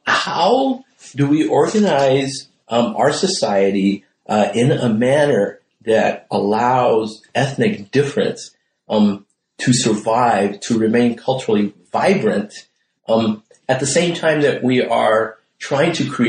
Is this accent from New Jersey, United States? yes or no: no; El Paso, Texas, United States; moved away as an adult; also born or lived in Princeton; I am from El Paso, Texas. I was raised on the Ciudad Juarez, El Paso border all my life. I went to high school there and went to Princeton when I graduated.